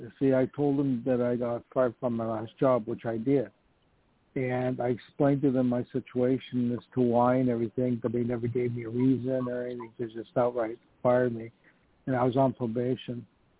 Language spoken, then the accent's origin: English; Canada; moved away as an adult; also born or lived in Poland / Hollywood; now in New York, United States; No, I was born in Poland, and then my family immigrated to Canada when I was two, and then I moved to Hollywood when I was back in 94. And then, unfortunately, I ended up in New York.